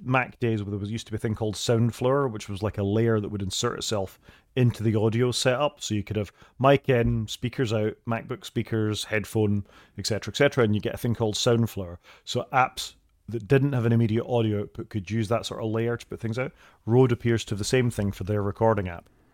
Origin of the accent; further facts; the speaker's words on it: United Kingdom; we're both Brits